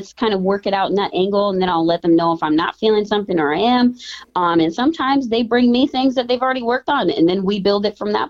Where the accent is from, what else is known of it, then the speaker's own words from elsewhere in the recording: South Carolina, United States; also born or lived in Omaha, Nebraska; now in Minneapolis, United States; I am originally from South Carolina. I was actually living in Omaha, Nebraska when I moved to Minneapolis